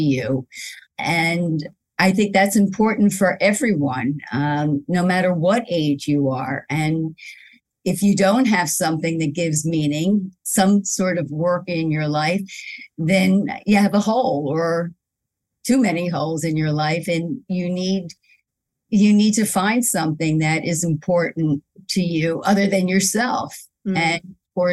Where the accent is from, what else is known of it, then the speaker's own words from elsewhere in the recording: Philadelphia, Pennsylvania, United States; moved away as an adult; now in New York, United States; I grew up in Philadelphia, and then I moved to New York 37 years ago